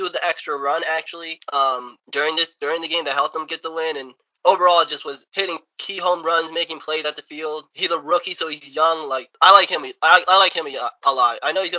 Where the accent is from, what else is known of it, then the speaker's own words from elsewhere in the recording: United States; as we are from the New York area.